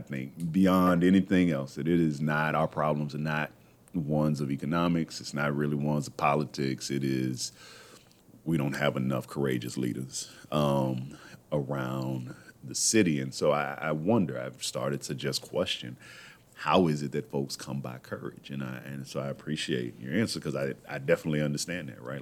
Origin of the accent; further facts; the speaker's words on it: Texas, United States; moved away; I'm from Texas originally